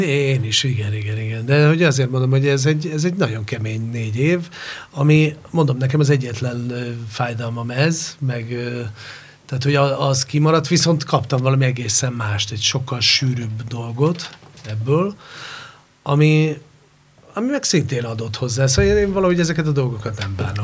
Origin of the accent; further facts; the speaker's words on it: Hungary; also born or lived in Spain; Igen, én ott nőttem föl